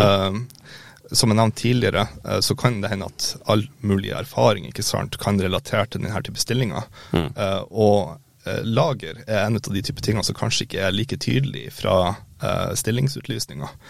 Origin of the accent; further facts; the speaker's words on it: Mo i Rana, Nordland, Norway; moved away; also born or lived in Harstad / Molde; født og oppvokst i Mo i Rana